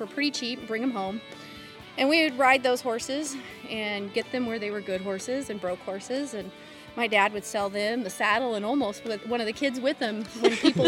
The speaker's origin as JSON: {"language": "English", "town": "Porterville", "region": "California", "country": "United States", "tie": "born or raised there", "said": "I grew up just outside of Porterville, California, and I was one of 10 kids"}